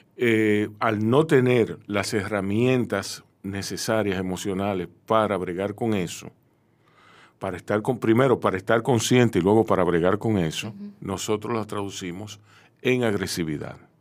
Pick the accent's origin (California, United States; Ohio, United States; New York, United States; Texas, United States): New York, United States; now in Dominican Republic; yo soy de Nueva York